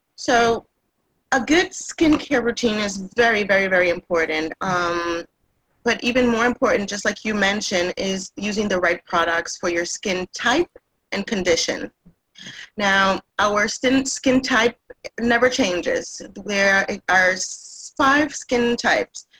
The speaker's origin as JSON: {"language": "English", "country": "Puerto Rico", "tie": "born or raised there", "moved": "as an adult", "lives_now": "Massachusetts, United States", "said": "I was raised in Puerto Rico. I've been in, eh, here in the United States for about 26 years."}